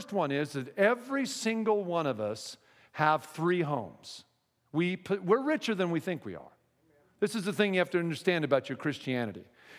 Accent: Pacific Northwest, United States; And by the way, I'm from the Northwest, and now gay marriage is legal in the Northwest, in Washington State, a few other states

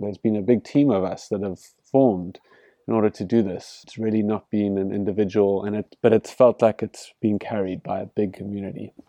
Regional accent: Cape Town, Western Cape, South Africa; I grew up in, in the leafy suburbs of Cape Town

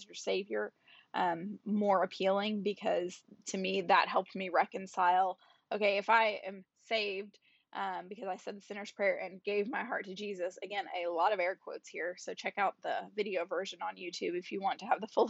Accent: Oklahoma, United States; I was born and raised in Oklahoma

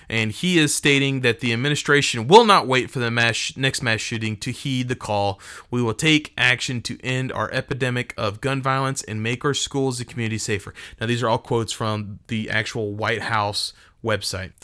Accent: Texas, United States; I'm from Texas.

